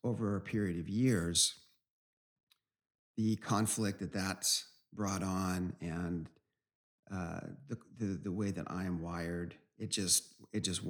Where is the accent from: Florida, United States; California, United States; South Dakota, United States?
California, United States; Southern; moved away as an adult; also born or lived in Virginia; We're from Southern California